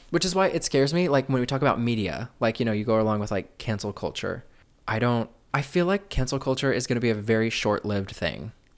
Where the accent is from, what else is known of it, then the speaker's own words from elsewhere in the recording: Midwest, United States; growing up in the Midwest